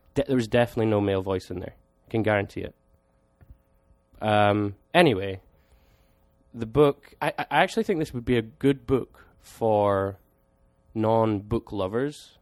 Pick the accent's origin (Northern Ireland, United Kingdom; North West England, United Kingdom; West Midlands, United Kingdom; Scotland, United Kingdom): Scotland, United Kingdom; me being Scottish